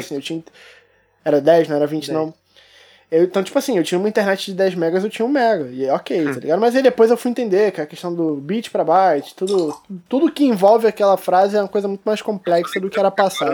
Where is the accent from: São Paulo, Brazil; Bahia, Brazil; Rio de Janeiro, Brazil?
Rio de Janeiro, Brazil; Eu sou carioca